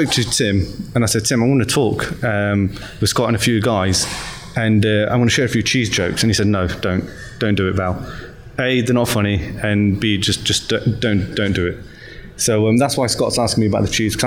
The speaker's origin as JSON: {"language": "English", "town": "Nottingham", "region": "East Midlands", "country": "United Kingdom", "tie": "born or raised there", "moved": "as an adult", "lives_now": "London, United Kingdom", "said": "that's where I was born and raised, spent most of my life"}